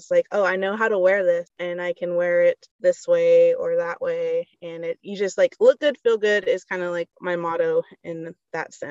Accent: Seminole, Oklahoma, United States; now in Sperry, United States; Seminole though.

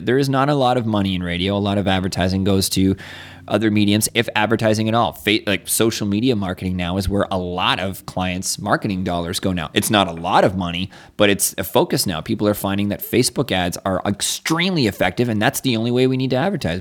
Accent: Niagara Falls, Ontario, Canada; moved away; I grew up in Niagara Falls

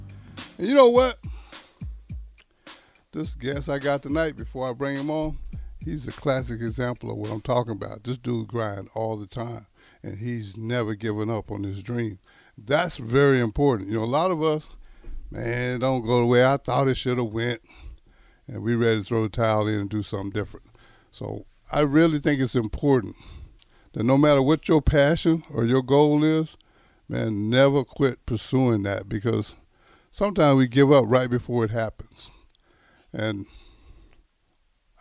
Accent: Texas, United States; I'm from Texas

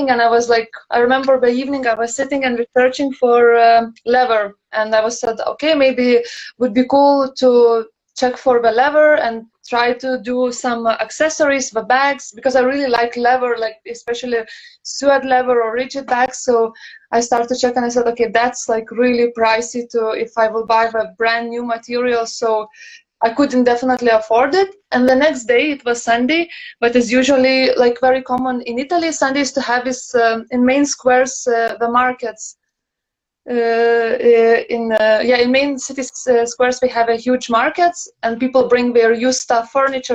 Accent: Lithuania; moved away as an adult; now in Copenhagen, Denmark; originally I'm from Lithuania, Litauen, and now based in Copenhagen already the fourth year

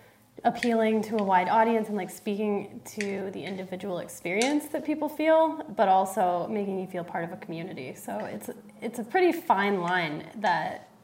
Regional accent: Fort Collins, Colorado, United States; I grew up in Fort Collins

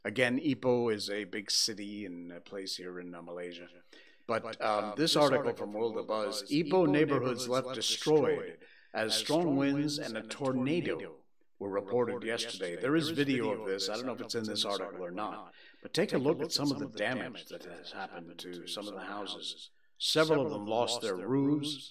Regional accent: Cornwall, Connecticut, United States; my hometown of Cornwall, Connecticut, which is in the northwest corner of the state of Connecticut.

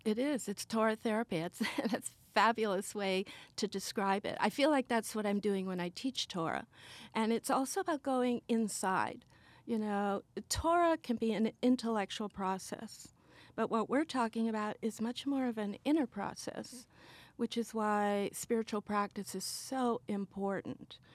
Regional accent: Sweden; I was born in Sweden.

